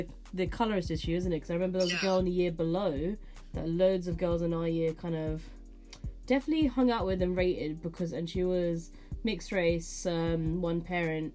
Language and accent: English; United Kingdom; us being British, born and bred here